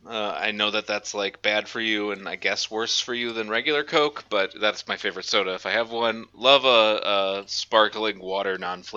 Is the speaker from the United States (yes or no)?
yes; New Orleans, Louisiana, United States; Big thing where I'm from, though, because I'm also from New Orleans, which is like a heavy, heavy, heavy drinking town.